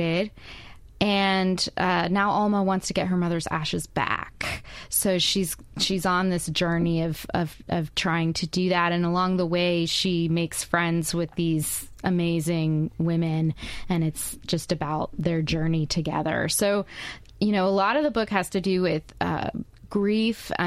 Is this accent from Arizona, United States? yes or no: no; Baton Rouge, Louisiana, United States; also born or lived in California / Iowa / upstate New York / Nevada; now in Hattiesburg, United States; I grew up in Baton Rouge